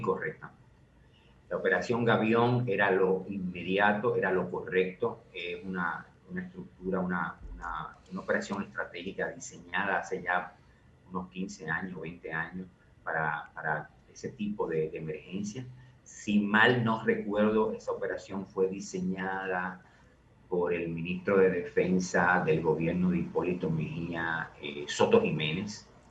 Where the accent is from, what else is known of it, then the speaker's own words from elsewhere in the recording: Dominican Republic; nosotros como dominicanos